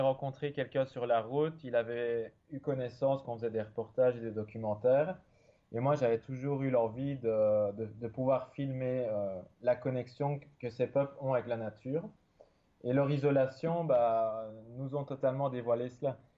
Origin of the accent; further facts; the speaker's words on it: Belgium; je suis né en Belgique, euh, dans la campagne. J'ai toujours vécu euh, près de la forêt